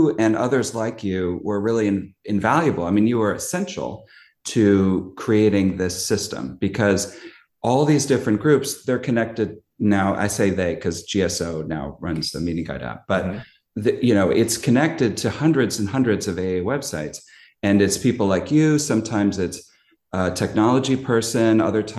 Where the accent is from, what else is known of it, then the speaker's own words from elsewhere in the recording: Mountain View, California, United States; I'm an alcoholic, and I am from Mountain View, California, and my home group is the In the Basement group on Sunday nights.